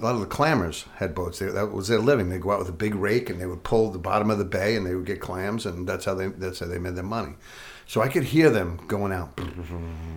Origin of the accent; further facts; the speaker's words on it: Patchogue, New York, United States; I was in the biggest house in Patchogue